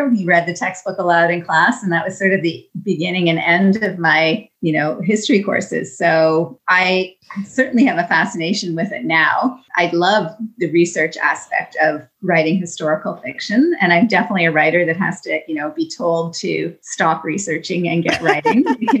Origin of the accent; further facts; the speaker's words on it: Niagara Falls, New York, United States; One, I grew up thinking it was very normal for people to do seasonal work.